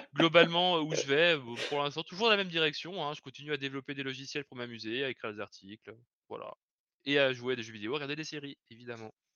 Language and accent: French; Lyon region, Auvergne-Rhône-Alpes, France; je viens de la région de Lyon